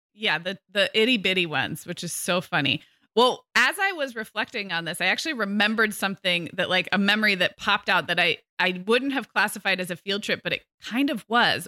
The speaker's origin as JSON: {"language": "English", "town": "Santa Barbara", "region": "California", "country": "United States", "tie": "born or raised there", "said": "growing up in Santa Barbara, where I grew up and where I'm also raising my kids"}